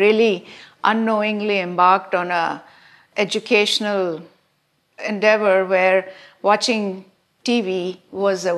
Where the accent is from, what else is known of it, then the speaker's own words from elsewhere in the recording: India; moved away as an adult; now in United States; growing up in India